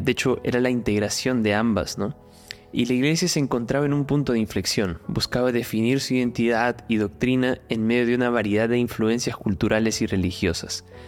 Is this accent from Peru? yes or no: yes; Peru; now in Sao Paulo, Brazil; Soy peruano